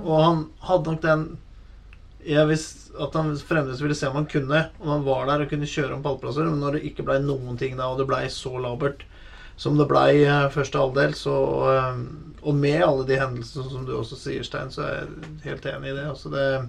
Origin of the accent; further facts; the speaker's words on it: Norway; vi er fra Norge og Norden